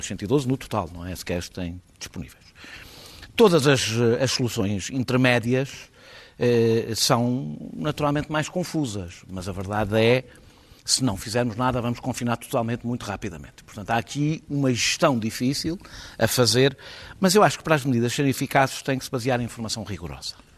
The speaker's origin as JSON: {"language": "Portuguese", "region": "Lisbon", "country": "Portugal", "said": "como eu, lisboetas"}